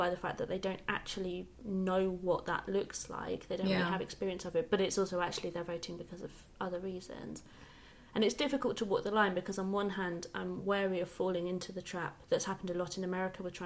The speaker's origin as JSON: {"language": "English", "area": "the Fens", "region": "East of England", "country": "United Kingdom", "said": "I come from an area in the country, I come from the Fens, where there was a very high level of support for Brexit."}